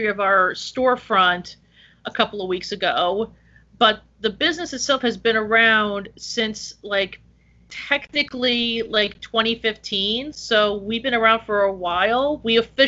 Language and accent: English; Woodland Park, New Jersey, United States; I'm actually originally from Woodland Park